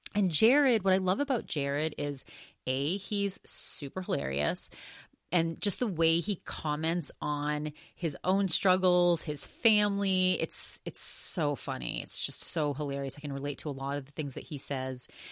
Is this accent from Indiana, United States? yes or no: no; Augusta, Maine, United States; the very last restaurant that he owned where I was really little and kind of grew up in that restaurant, It was an Augusta, Maine.